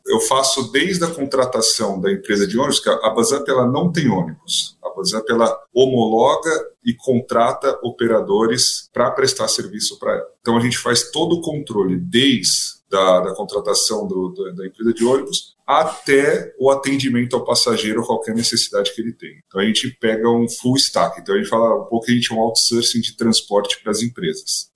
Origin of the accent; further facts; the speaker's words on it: São Paulo, Brazil; sou de São Paulo, vivo em São Paulo